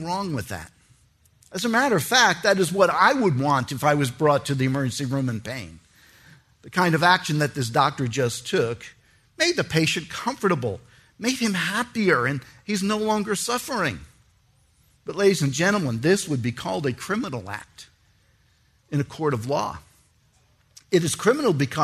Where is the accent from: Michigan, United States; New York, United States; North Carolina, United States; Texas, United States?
New York, United States; New York City; I was born in New York City